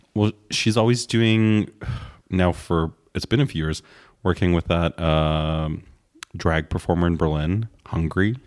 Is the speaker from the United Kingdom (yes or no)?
no; Canada; as a Canadian